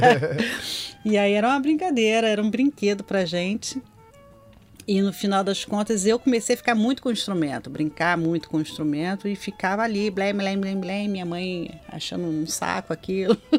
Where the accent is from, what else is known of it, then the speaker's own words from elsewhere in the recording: Nova Iguaçu, Rio de Janeiro, Brazil; also born or lived in Belford Roxo / Anchieta, Rio de Janeiro; eu nasci em Belfor Roxo, que na uhum. época era, é, ainda fazia parte de Nova Iguaçu